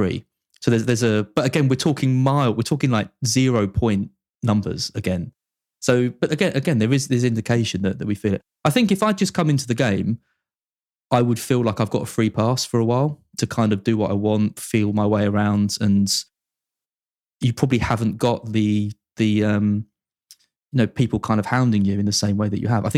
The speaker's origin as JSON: {"language": "English", "area": "Essex", "region": "East of England", "country": "United Kingdom", "tie": "born or raised there", "said": "it's in my hometown."}